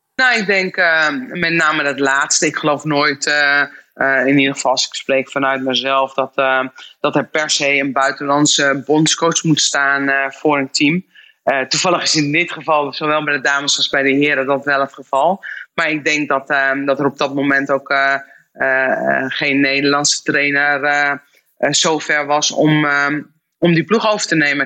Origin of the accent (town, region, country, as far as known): Netherlands